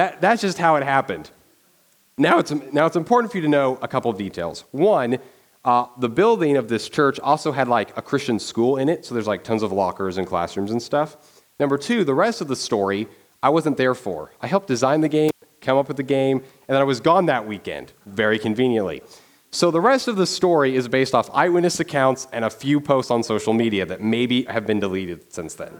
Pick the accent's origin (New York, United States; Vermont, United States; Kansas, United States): Kansas, United States; Dodge City; moved away; I'm from Dodge City, Kansas